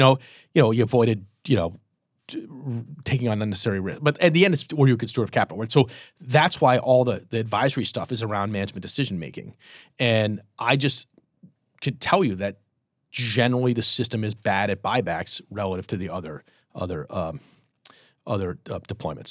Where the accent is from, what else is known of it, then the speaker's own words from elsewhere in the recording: Boston, Massachusetts, United States; moved away; also born or lived in Michigan; I'm from Boston, but I went to Michigan